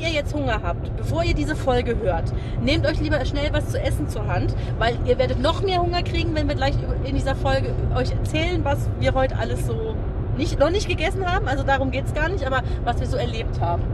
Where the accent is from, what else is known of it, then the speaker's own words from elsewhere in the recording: Germany; als Deutsche